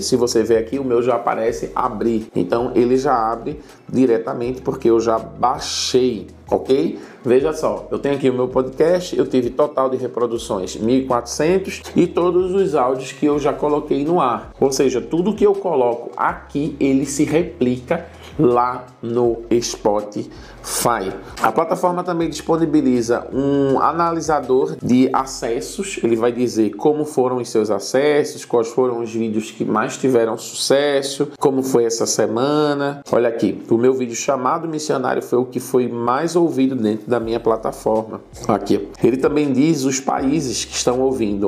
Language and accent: Portuguese; Recife, Pernambuco, Brazil; moved away as an adult; now in Senegal; eu sou de Recife